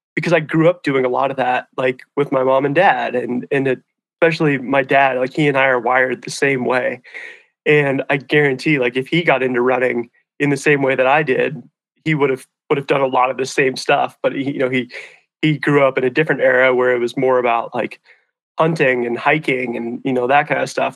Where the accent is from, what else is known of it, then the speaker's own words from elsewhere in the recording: Hamilton, Montana, United States; also born or lived in Missoula, Montana; I grew up in a town called Hamilton, which is about an hour south of here, down the Bitterroot Valley here in Western Montana